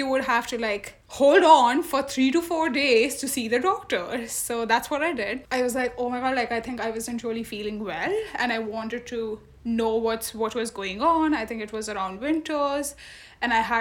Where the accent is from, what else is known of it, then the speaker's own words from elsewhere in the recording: Delhi, India; moved away as an adult; now in Berlin, Germany; I am from Delhi, from India, and it's been almost 1.5 years for me here.